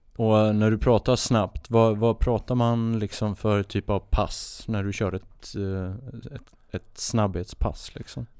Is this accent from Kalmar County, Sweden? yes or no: yes; Oskarshamn, Kalmar County, Sweden; på båtklubben hemma där jag är uppvuxen i Oskarshamn